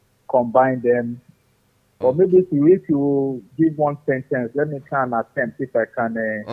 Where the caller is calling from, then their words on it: Nigeria; I'm calling from Nigeria.